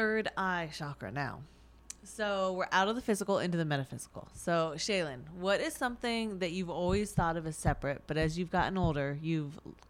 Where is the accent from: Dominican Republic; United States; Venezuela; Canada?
United States; upstate New York; But I grew up in New York, like upstate, not that far, like an hour north of the city.